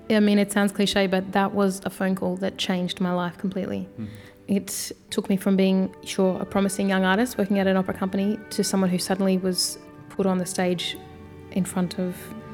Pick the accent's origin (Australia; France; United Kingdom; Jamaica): Australia; But even growing up in Australia, having the name … wasn't so easy.